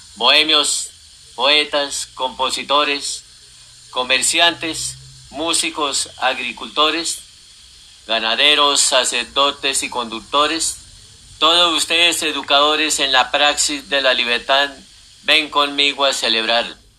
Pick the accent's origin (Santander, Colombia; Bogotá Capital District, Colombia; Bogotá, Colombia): Santander, Colombia; Bolívar; moved away; also born or lived in Fusagasugá; mi patria chica como es el pueblo donde nací, Bolívar Santander